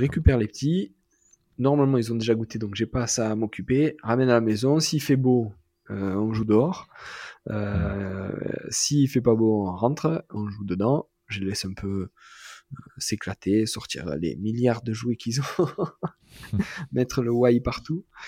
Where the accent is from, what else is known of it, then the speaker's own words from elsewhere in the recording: Marseille, Provence-Alpes-Côte d'Azur, France; moi en tant que Marseillais